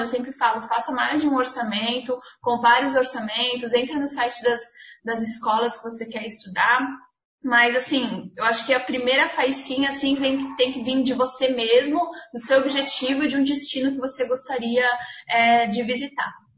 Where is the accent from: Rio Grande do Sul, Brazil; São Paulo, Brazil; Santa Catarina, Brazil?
Santa Catarina, Brazil; Blumenau; sou de Blumenau, Santa Catarina